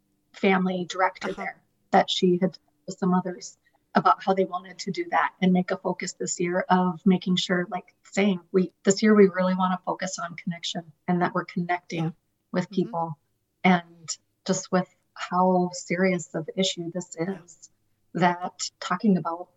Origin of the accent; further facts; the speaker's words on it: Mitchell, United States; The church that I grew up in Mitchell invited me